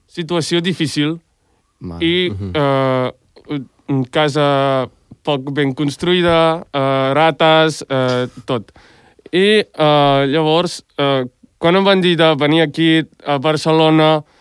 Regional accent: Albania; Catalan is a second language; now in Spain; Jo uh, sóc d'Albània i jo he estat a Albània molts anys

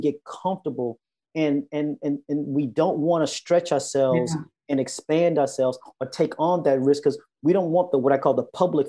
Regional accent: Texas, United States; I grew up in Texas

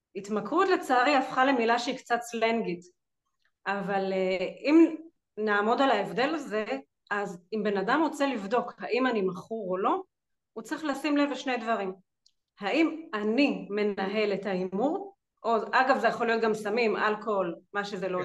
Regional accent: Jerusalem, Jerusalem District, Israel; now in Rehovot, Israel; במקור אני ירושלמית, היום אני גרה ברחובות

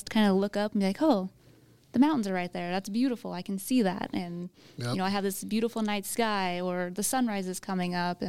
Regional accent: Sacramento, California, United States; now in Susanville, United States; I grew up in Sacramento. I grew up with the big city living as a child.

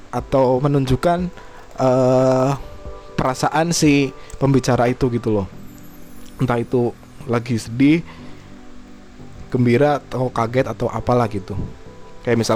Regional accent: Java, Indonesia; kita juga dari Jawa gitu loh uh, kita nyambung sama apa yang uh, mau dibahas hari ini

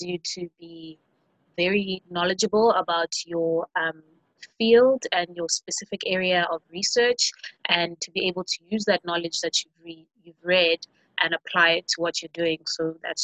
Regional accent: KwaZulu-Natal, South Africa; KwaZulu-Natal, which is the province that I'm from South Africa.

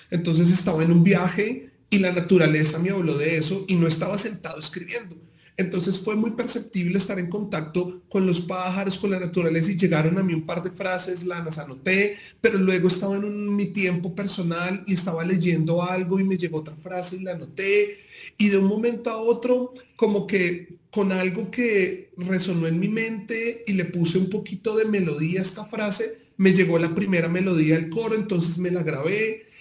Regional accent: Bogotá, Colombia; somos cachacos, somos rolos

